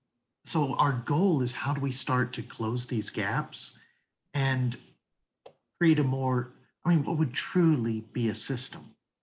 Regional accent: Tennessee, United States; I'm from Tennessee.

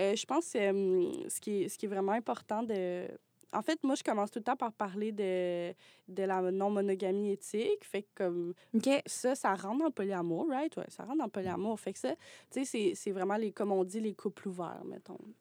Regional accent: Mont-Laurier, Quebec, Canada; moved away as an adult; now in Montreal, Canada; je viens pas de, Montréal. Je viens de, de Mont, laurier

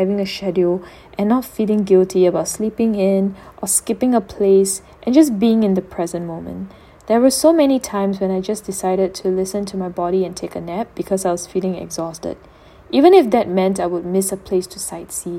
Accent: Singapore; I returned back to Singapore

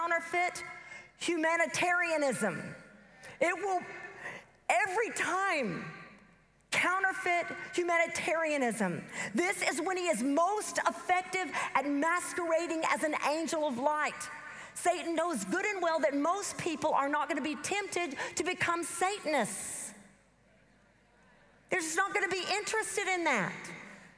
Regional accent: the South, United States; accent: southern; my southern accent

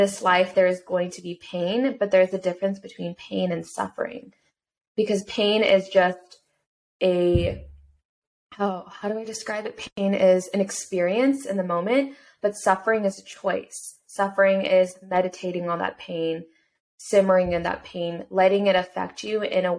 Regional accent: United States; someone who came from an immigrant family in a single parent household as a Korean American growing up in America

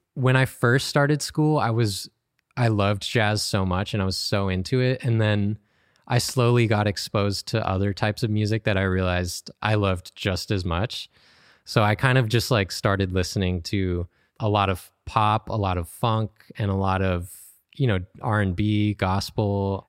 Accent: San Diego, California, United States; moved away as an adult; now in Los Angeles, United States; I grew up in San Diego

